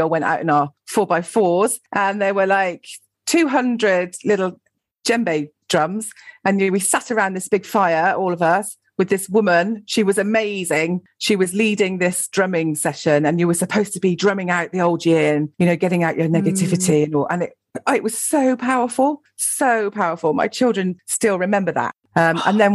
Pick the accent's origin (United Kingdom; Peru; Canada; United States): United Kingdom; Gloucestershire, South West England; moved away as an adult; also born or lived in London; I grew up in Gloucestershire, went and lived in London for a bit after I left school